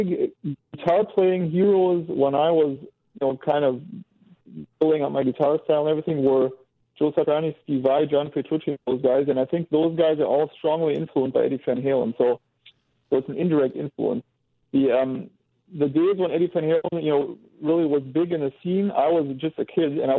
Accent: Germany; I grew up here in Germany. I was born here. My parents are both Americans, so I got an American citizenship

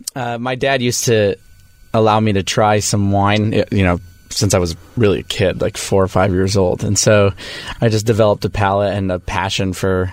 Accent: Las Vegas, Nevada, United States; I grew up in Las Vegas.

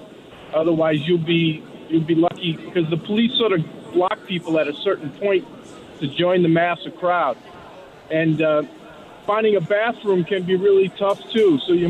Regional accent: New Orleans, Louisiana, United States; I grew up in New Orleans. I know all about parades.

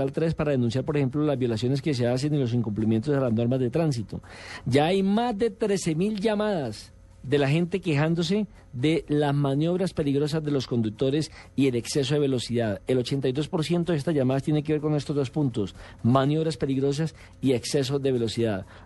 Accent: Colombia

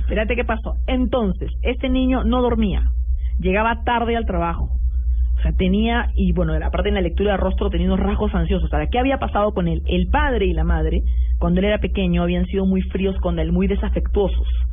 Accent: Peru

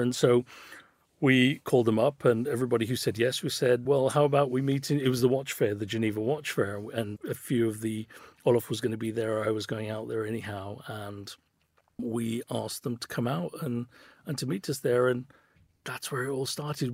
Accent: Birmingham, West Midlands, United Kingdom; I was a kid from Birmingham, grew up in Handsworth

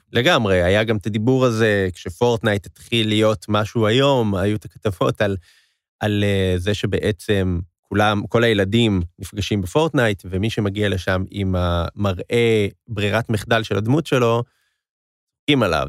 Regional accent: Israel; אני ואתה, ישראלים

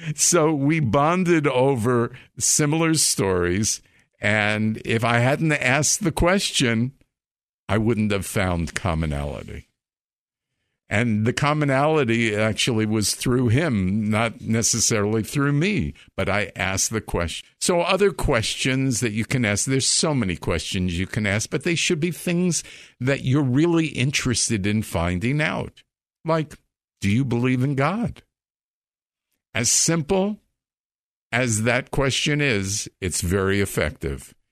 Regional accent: Long Island, New York, United States; I grew up in Long Island.

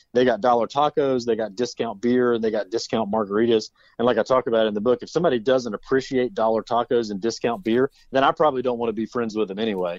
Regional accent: Forest City, North Carolina, United States; also born or lived in Asheville, North Carolina; born and raised in Forest City, North Carolina

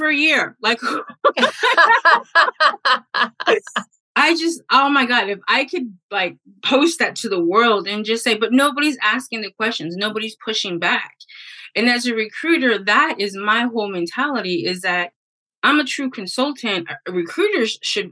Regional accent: the Bay Area, California, United States; I'm from the Bay

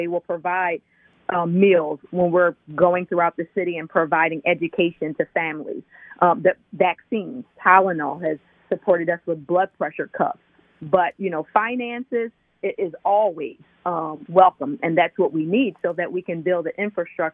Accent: Chester, Pennsylvania, United States; moved away; also born or lived in Delaware / Philadelphia; I was born in Chester and raised in Chester.

